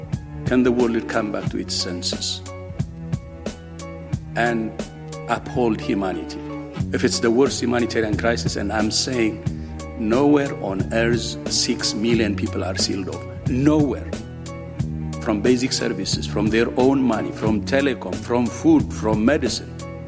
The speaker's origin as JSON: {"language": "English", "region": "Tigray", "country": "Ethiopia", "said": "I am from Tigray."}